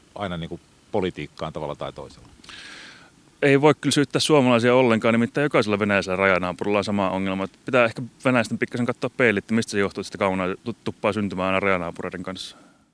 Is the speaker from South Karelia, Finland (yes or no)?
yes; Imatra, South Karelia, Finland; first language Finnish; also born or lived in Lappeenranta; minä olen syntynyt ja kasvanut Suomessa.